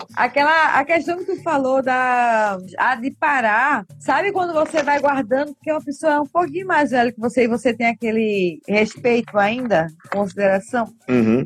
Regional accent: Northeast Region, Brazil; eu sou do Nordeste

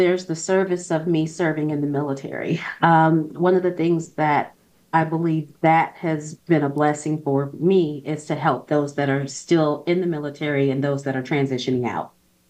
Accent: Toledo, Ohio, United States; I grew up poor. I grew up in Ohio, Toledo, Ohio.

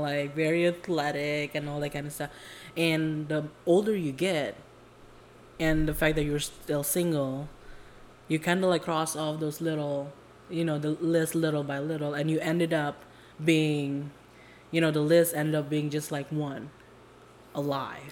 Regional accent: Jakarta, Indonesia; now in California, United States; I was born and raised in Indo, um, Jakarta to be exact

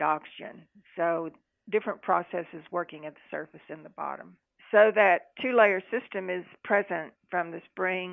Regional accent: Texas, United States; moved away as an adult; now in Louisiana, United States; I am from Texas. My accent would probably tell you that.

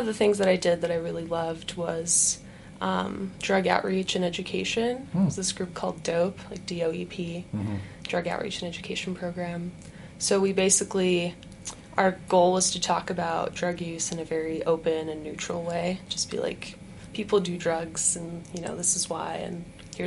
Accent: Los Angeles, California, United States; moved away as an adult; also born or lived in Ukraine; now in Utah, United States; I grew up in the LA area, kind of moved around a little bit, but grew up there, went to college there, and then moved to Utah

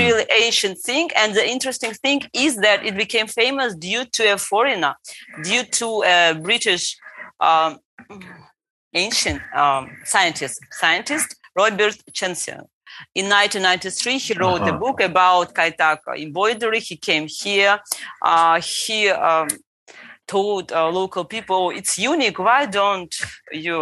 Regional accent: Derbent, Dagestan, Russia; English is a second language; also born or lived in Makhachkala, Russia; now in Kaspiysk, Russia; I was born in Durban, in one of the most ancient city in Russia

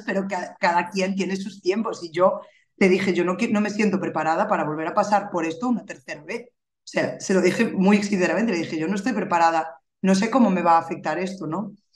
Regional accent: Galicia, Spain; soy gallega, vivo en la capital, ¿vale? Vivo en Santiago de Compostela

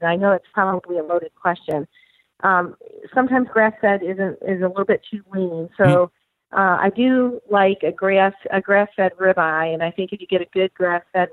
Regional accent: Michigan, United States; now in Tennessee, United States; My brother lives in Tennessee also, even though we grew up in Michigan

